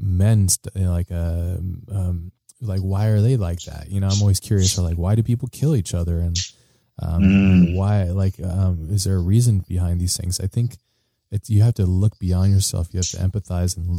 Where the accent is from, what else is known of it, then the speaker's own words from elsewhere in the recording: United States; being an American citizen